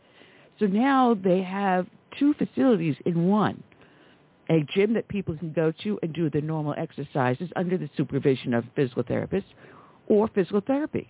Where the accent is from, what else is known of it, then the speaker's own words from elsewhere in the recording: New York, United States; moved away; I'm originally from New York